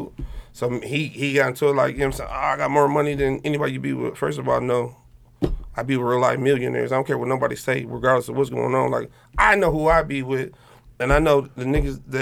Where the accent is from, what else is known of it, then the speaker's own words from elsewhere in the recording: Highland Park, United States; I'm from Highland Park